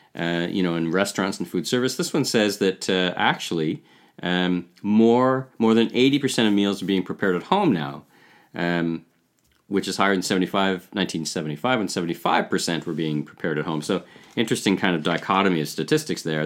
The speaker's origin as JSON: {"language": "English", "town": "Ottawa", "region": "Ontario", "country": "Canada", "tie": "born or raised there", "said": "I grew up in Ottawa"}